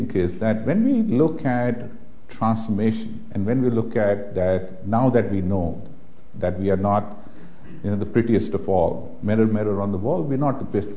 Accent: India; I have been born and brought up in India

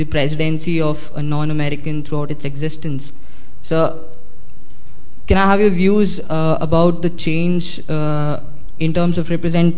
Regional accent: India; moved away; I'm studying here at the summer school, and I'm from India

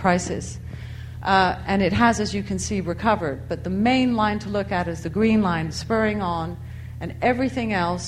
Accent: United States; moved away as an adult; now in United Kingdom; I myself emigrated to this country in 1981 and became solely British. I gave up being American about 5 years ago

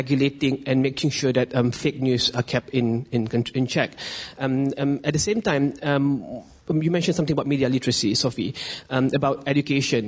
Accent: Malaysia; I'm a journalist. I'm from Malaysia.

